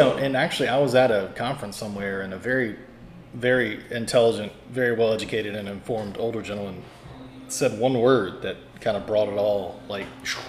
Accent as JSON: {"language": "English", "region": "Louisiana", "country": "United States", "tie": "born or raised there", "said": "I grew up, oddly enough, I grew up in Louisiana, but I was a Lakers fan."}